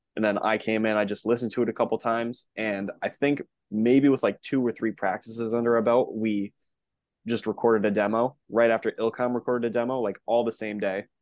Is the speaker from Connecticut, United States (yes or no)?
yes; Connecticut, United States; born and raised in Connecticut.